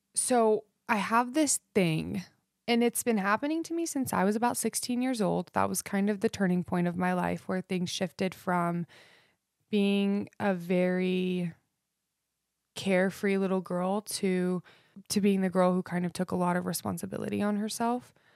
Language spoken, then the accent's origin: English; Idaho, United States; I grew up in Idaho, um, which will probably explain my love for country. Um, I was raised out in the foothills